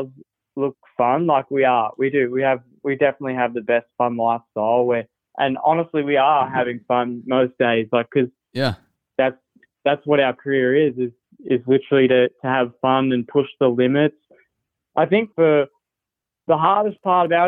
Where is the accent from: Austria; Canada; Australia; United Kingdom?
Australia; now in United States; being an Aussie